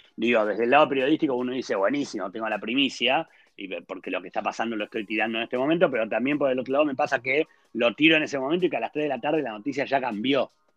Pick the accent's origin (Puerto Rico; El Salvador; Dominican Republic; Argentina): Argentina; moved away as an adult; now in Israel; yo vengo de Argentina